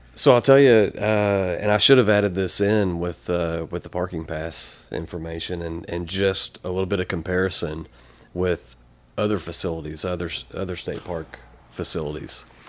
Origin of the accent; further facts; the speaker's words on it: Ardmore, Oklahoma, United States; moved away as an adult; also born or lived in Ada, Oklahoma / Broken Bow, Oklahoma; born and raised in Ardmore